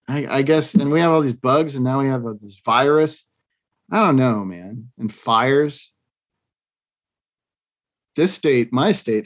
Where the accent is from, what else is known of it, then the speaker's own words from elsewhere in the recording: Massachusetts, United States; now in Southern California, United States; growing up in Massachusetts